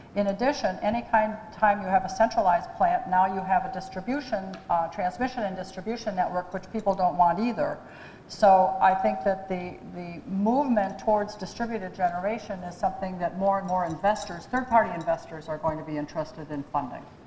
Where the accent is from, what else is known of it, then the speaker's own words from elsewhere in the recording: Hagerstown, Maryland, United States; I'm from Hagerstown